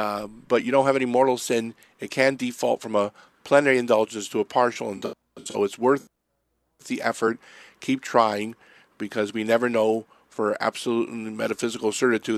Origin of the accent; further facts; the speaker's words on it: Erie, Pennsylvania, United States; moved away; I'm from Erie, so this is summer weather for us.